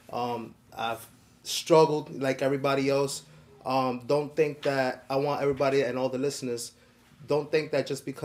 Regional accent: New York City, New York, United States; I grew up in Washington Heights

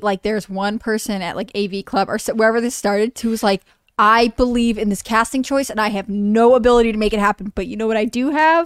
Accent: Canada; I am Canadian

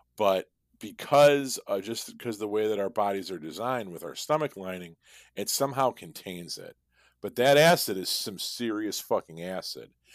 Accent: Chicago, Illinois, United States; We're both from Chicago

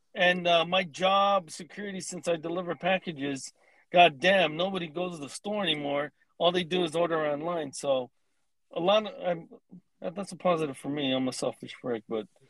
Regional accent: Southern California, United States; I live in Southern California. I love it, man. I've lived here my entire life

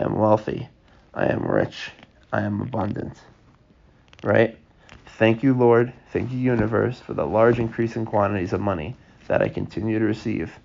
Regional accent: Long Island, New York, United States; We're from Long Island

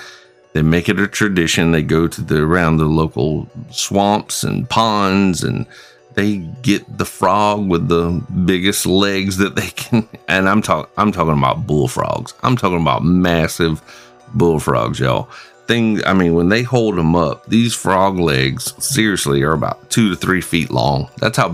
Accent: Springfield, South Carolina, United States; my hometown of Springfield, South Carolina

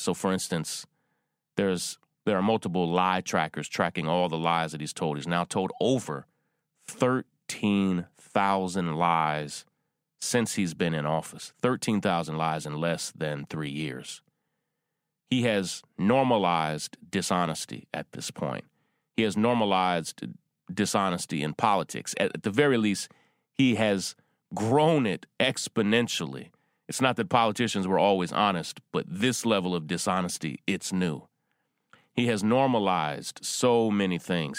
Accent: Versailles, Kentucky, United States; born or raised there

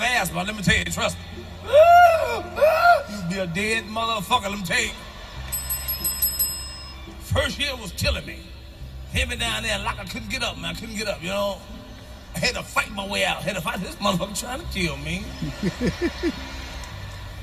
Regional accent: Chicago, Illinois, United States; I'm from Chicago

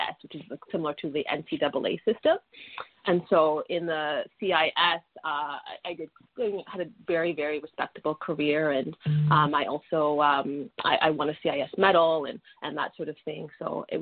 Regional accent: Toronto, Ontario, Canada; I was born and raised in Toronto

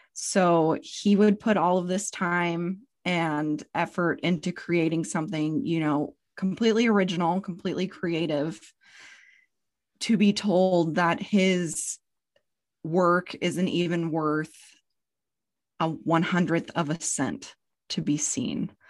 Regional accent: Spokane, Washington, United States; I'm from Spokane, Washington, so the east side of Washington State.

